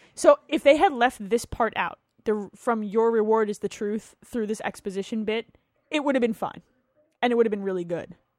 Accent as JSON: {"language": "English", "region": "New Jersey", "country": "United States", "tie": "born or raised there", "said": "I grew up in New Jersey"}